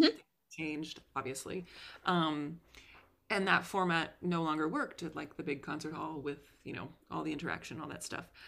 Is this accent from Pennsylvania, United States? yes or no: no; Concord, Massachusetts, United States; my hometown of Concord, Massachusetts